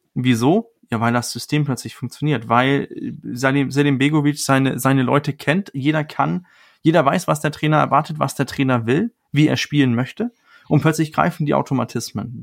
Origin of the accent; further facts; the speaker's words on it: Denmark; moved away; für mich als Däne